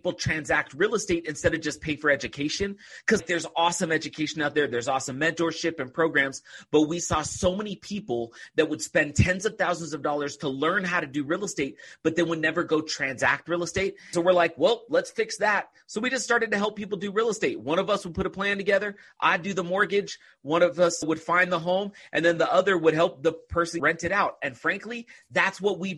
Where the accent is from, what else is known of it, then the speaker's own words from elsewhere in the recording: just outside of Oakland, California, United States; now in Utah, United States; I grew up in California, just right outside of Oakland.